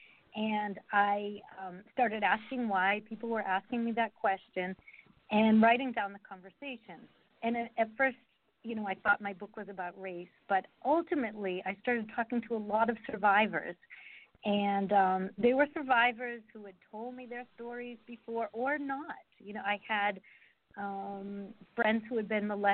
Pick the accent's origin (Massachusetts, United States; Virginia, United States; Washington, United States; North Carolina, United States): Massachusetts, United States; now in Georgia, United States; I'm from Massachusetts in a small town, and there was not much diversity